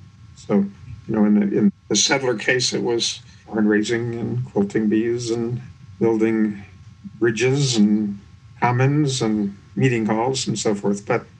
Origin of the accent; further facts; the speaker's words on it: Atlanta, Georgia, United States; I grew up in Atlanta, working class Scotch-Irish family from the South.